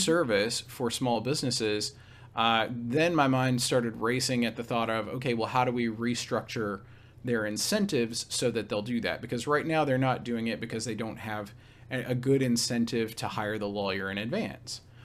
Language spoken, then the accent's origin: English; Nashville, Tennessee, United States; also born or lived in Raleigh, North Carolina; I'm from, uh, near Nashville, Tennessee, so kind of, uh, the heartland of, of the, uh, southeastern United States.